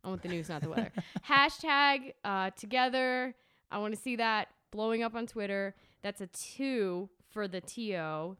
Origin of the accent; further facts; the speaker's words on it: St. Cloud, Florida, United States; also born or lived in New York / Athens, Georgia; I'm from St. Cloud, Florida, a place you probably never heard of.